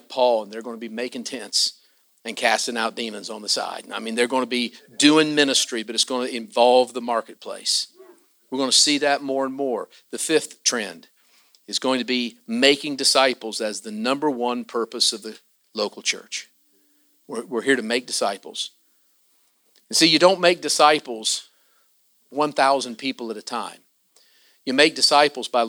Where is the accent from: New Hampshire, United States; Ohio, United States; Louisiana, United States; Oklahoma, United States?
Ohio, United States; Southern; I am from Southern Ohio, you know. We're just across the river from Kentucky